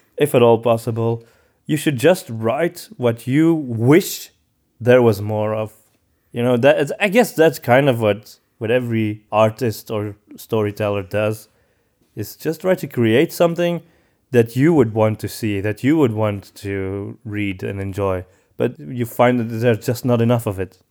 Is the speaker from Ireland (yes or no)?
no; Antwerp, Flanders, Belgium; I'm from Antwerp